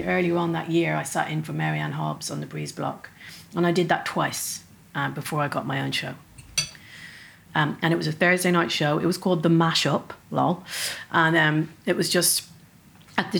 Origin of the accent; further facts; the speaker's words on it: Dublin, Leinster, Ireland; accent: Dublin; my Dublin accent